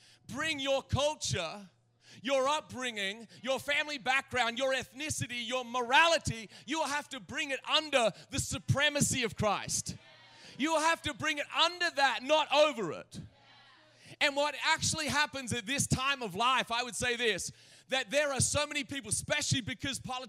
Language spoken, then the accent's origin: English; Australia; now in United States; I was born in Australia.